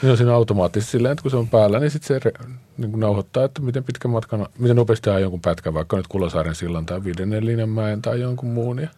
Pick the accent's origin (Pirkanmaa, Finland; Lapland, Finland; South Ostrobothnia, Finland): Pirkanmaa, Finland; Tampere; now in Helsinki, Finland; mä oon Tampereelta, mä siellä pyöräilin